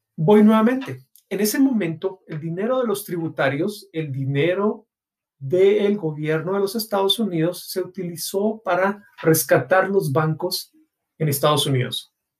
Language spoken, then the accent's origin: Spanish; Guatemala; en mi país, Guatemala